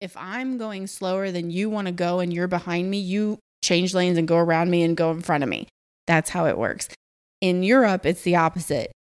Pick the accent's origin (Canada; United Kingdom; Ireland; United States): United States; Atlanta, Georgia; moved away; also born or lived in France / Morocco; I come from Atlanta